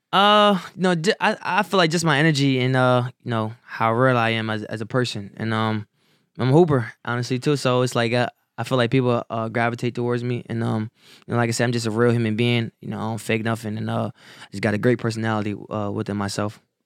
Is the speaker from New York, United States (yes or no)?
no; Wilmington, Delaware, United States; also born or lived in Salisbury, North Carolina; I was born in Salisbury, North Carolina, but I grew up in Wilmington, Delaware